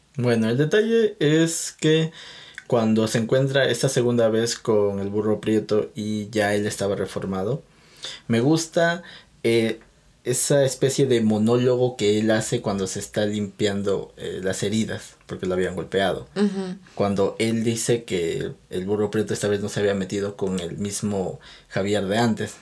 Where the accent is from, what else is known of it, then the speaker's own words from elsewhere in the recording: Peru; yo soy de Perú